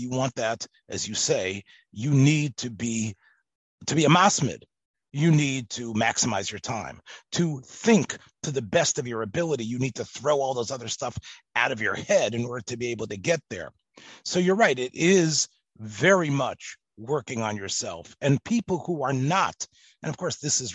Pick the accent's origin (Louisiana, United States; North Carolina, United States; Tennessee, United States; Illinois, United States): Tennessee, United States; Memphis; growing up in Memphis, Tennessee, and being in America, and being like Yiddish and English together